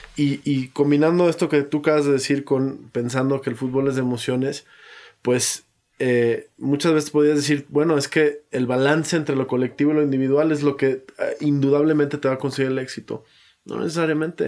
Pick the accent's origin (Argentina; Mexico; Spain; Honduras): Mexico; como mexicano